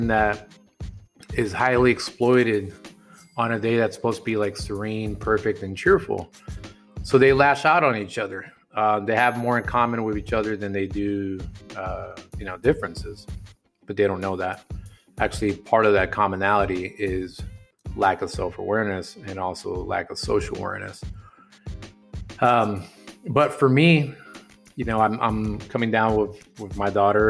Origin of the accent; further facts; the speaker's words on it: hometown 2 hours from San Antonio, Texas, United States; moved away as an adult; now in San Antonio, United States; heading to my hometown, 2 hours away from San Antonio